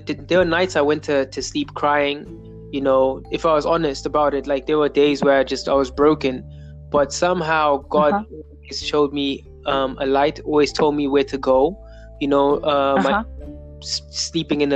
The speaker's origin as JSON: {"language": "English", "country": "Zimbabwe", "tie": "born or raised there", "said": "I'm a singer, songwriter, creator from Zimbabwe, born and raised in Zimbabwe"}